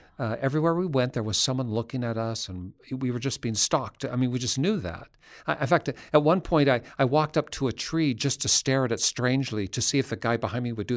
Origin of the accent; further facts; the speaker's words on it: Seattle, Washington, United States; I'm from Seattle